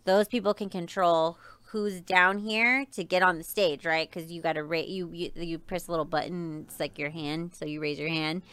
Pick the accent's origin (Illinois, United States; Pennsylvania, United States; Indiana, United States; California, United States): California, United States; Riverside; now in Las Vegas, United States; I grew up in California. I was in SoCal